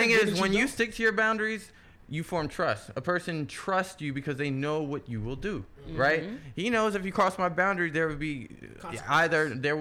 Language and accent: English; Baltimore, Maryland, United States; I'm from Baltimore